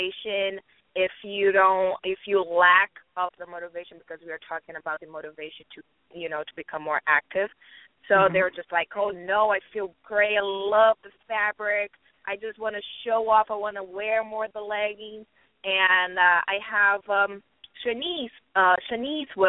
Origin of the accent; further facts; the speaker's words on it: Brazil; moved away as an adult; I am from Brazil, right? I'm here, I would say, for 5 years.